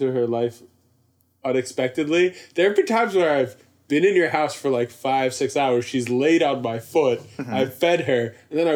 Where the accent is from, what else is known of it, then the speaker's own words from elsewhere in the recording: Canada; I'm Canadian